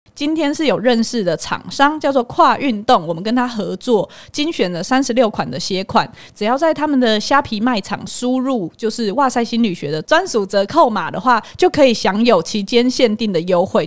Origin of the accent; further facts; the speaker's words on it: Hualien, Hualien County, Taiwan; accent: Taiwanese Mandarin; 口音，我就是花莲人啊，那我台湾国语